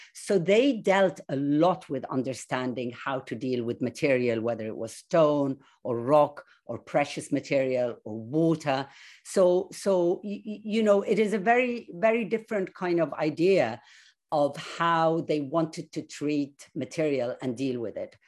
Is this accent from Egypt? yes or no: yes; Egypt; I grew up in an Egypt of, I would say, peace, love, progress, and sweetness all round.